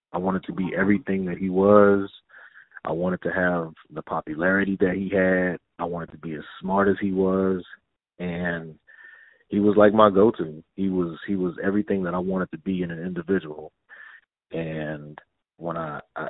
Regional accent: Denton, Texas, United States; I'm a young little black kid from Denton, Texas.

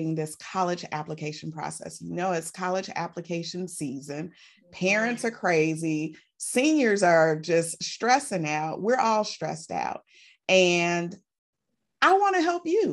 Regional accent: Chicago, Illinois, United States; my hometown

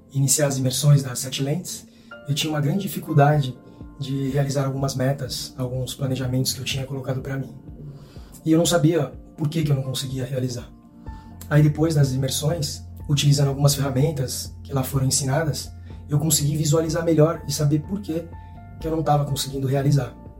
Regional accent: Santos, São Paulo, Brazil; eu sou de Santos, São Paulo

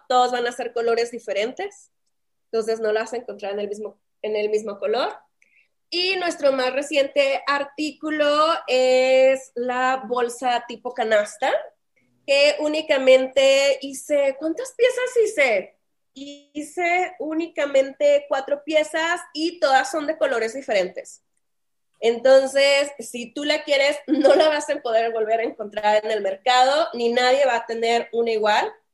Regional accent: Saltillo, Coahuila, Mexico; accent: northern Mexican; moved away as an adult; also born or lived in Monterrey / Playa del Carmen; now in Mexico City, Mexico; como escucharán en mi tomo, en mi tono, yo soy del norte de México, soy de Saltillo, Coahuila. Allá crecí, allá pues me hice.

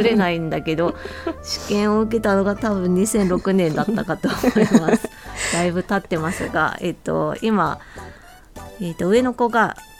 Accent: Hokkaido, Japan; moved away as an adult; also born or lived in Tokai region; その後地元の北海道に戻ってきて

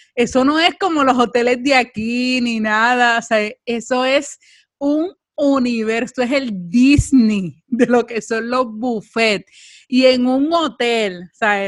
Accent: Puerto Rico; somos puertorriqueñas

